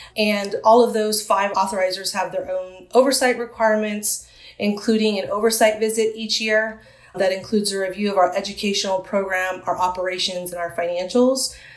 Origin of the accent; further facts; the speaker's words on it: San Diego, California, United States; born or raised there